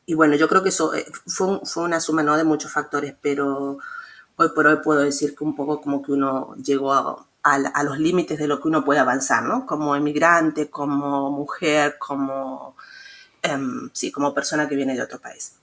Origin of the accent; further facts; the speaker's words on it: Mendoza, Argentina; moved away as an adult; also born or lived in San Luis, Argentina; now in Leipzig, Germany; en Argentina, en mi ciudad natal, en Mendoza